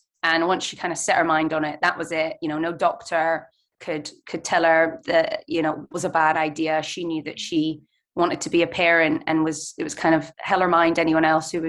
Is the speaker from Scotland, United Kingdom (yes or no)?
yes; Scotland, United Kingdom; moved away as an adult; now in London, United Kingdom; And I was raised by my mum, first of all in London for 5 years, and then moved up to Scotland where my family is. And and now I live in London permanently, and my mum still lives in Scotland.